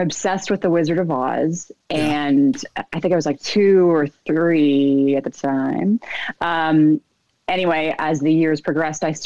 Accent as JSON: {"language": "English", "town": "Cambridge", "region": "Ontario", "country": "Canada", "tie": "born or raised there", "also_born_or_lived": "Rhode Island", "moved": "as an adult", "lives_now": "Los Angeles, United States", "said": "So I grew up in Cambridge, Ontario, in Canada. Born in Rhode Island, but we moved when I was three. So I grew up in Canada"}